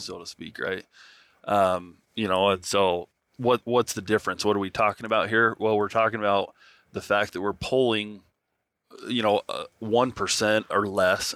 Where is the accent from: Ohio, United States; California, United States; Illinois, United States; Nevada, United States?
Nevada, United States; I grew up in Nevada